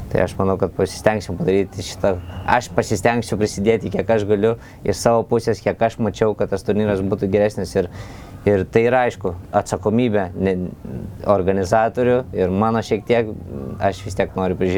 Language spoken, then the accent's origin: Lithuanian; Kaunas, Kaunas County, Lithuania; esu iš Kauno.